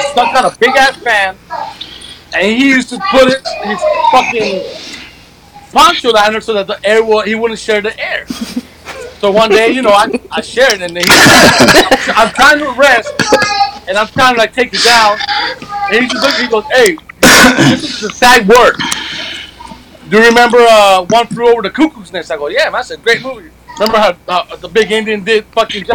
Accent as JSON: {"language": "English", "country": "Mexico", "tie": "born or raised there", "moved": "yes", "lives_now": "United States", "said": "I was born in Mexico"}